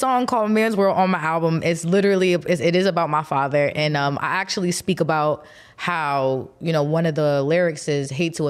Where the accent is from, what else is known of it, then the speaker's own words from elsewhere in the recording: East Coast, United States; we're both from the East Coast